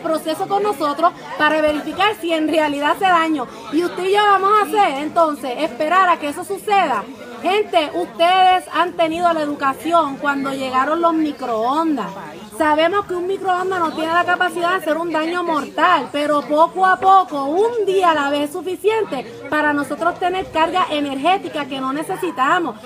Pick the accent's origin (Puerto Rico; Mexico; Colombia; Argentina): Puerto Rico; Ciales; also born or lived in Morovis; original, soy de Ciales